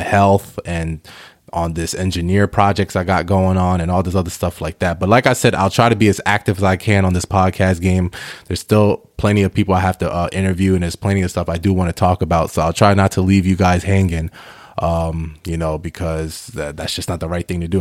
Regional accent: New York, United States; also born or lived in Ghana; I'm Ghanaian, but I was born in New York

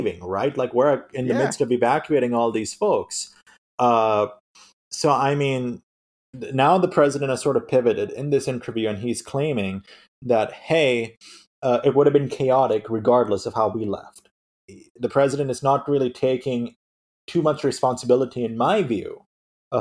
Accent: United States; moved away as an adult; now in Sri Lanka; being an American in Sri Lanka

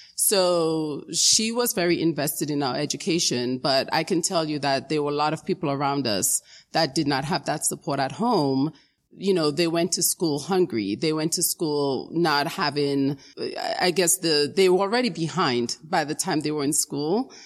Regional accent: New York City, New York, United States; also born or lived in Dominica; I immigrated from Dominica in the Caribbean, um, when I was around nine years old. And I lived in the Bronx, in the South Bronx, um, for many years. Um, that's where I grew up

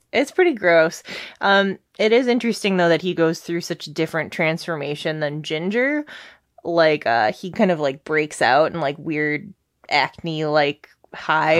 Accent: Detroit, Michigan, United States; We're from Detroit

